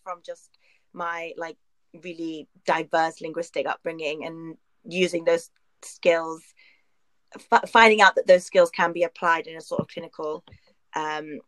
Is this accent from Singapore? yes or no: no; London, United Kingdom; I'm from Northwest London